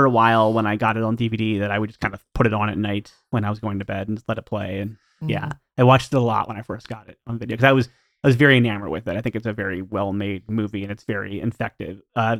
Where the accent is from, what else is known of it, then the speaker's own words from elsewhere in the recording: Columbus, Ohio, United States; My hometown.